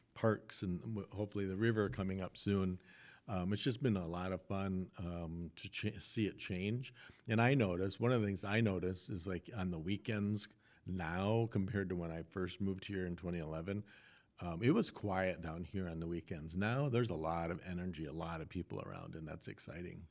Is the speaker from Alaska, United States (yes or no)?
no; Rochester, Minnesota, United States; moved away as an adult; also born or lived in Des Moines, Iowa / Quad Cities; now in Grand Rapids, United States; in Rochester, Minnesota, which was my hometown